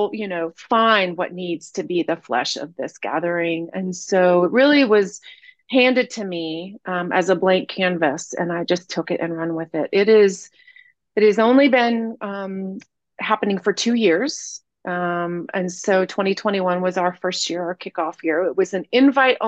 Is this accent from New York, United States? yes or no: no; Asheville, North Carolina, United States; I grew up here in Asheville